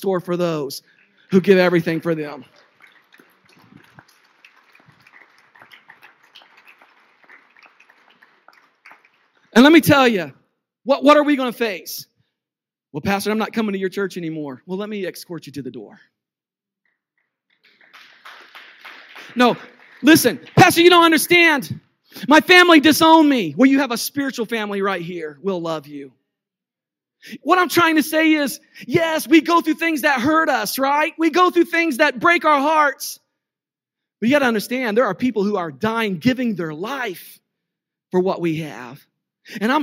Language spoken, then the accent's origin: English; United States; I'm American